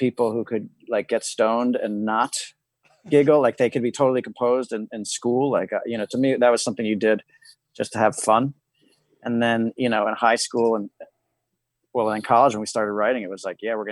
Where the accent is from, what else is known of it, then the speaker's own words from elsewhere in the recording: New York City, New York, United States; I was 12 and I grew up in New York City